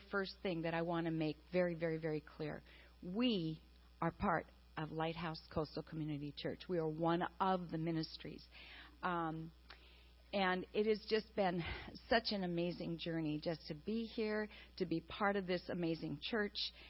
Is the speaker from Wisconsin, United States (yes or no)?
yes; Wisconsin, United States; moved away; I am from Wisconsin, a dairy farmer's daughter